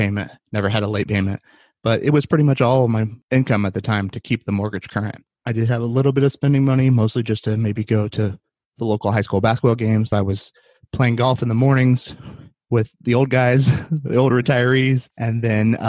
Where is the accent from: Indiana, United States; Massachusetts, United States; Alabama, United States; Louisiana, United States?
Indiana, United States; Winchester; moved away as an adult; also born or lived in Muncie, Indiana / Fort Myers, Florida; I grew up in a little town called Winchester, Indiana.